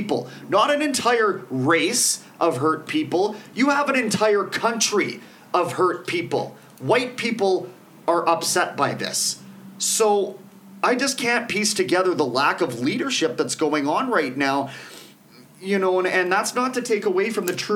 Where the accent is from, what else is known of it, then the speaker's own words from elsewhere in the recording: Canada; we're Canadian